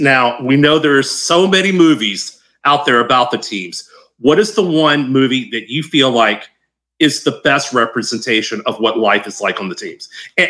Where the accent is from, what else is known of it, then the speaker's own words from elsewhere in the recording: Louisiana, United States; moved away; I'm originally from Louisiana.